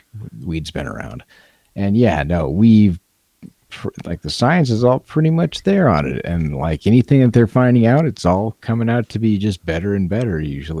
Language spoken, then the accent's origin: English; Montana, United States; we have an addiction crisis in my home state of Montana.